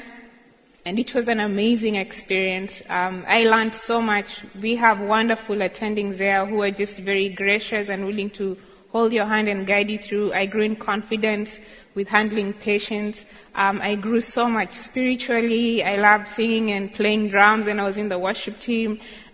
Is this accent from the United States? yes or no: no; Kericho, Kericho County, Kenya; I grew up in Kericho, which is Tea Country, about 1 hour drive from Tenwick